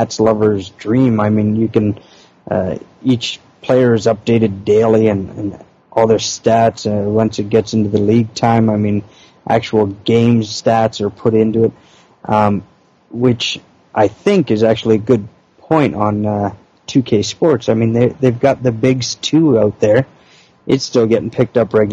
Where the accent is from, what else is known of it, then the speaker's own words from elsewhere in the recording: Canada; we're Canadian